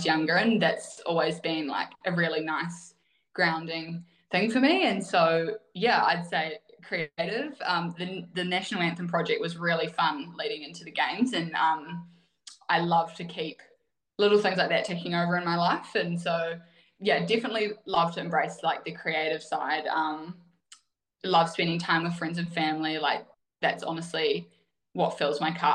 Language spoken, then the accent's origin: English; Wanaka, Otago, New Zealand; I grew up in Wanaka